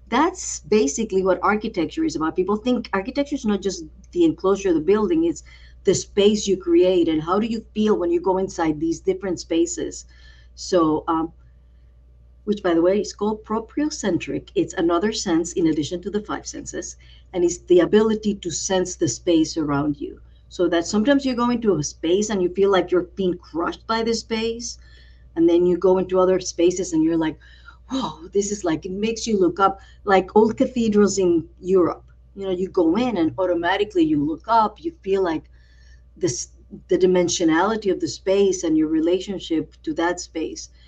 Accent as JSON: {"language": "English", "town": "San Juan", "country": "Puerto Rico", "tie": "born or raised there", "also_born_or_lived": "Brooklyn, New York", "moved": "yes", "said": "Like, I grew up around there. That's around where I grew up in Old San"}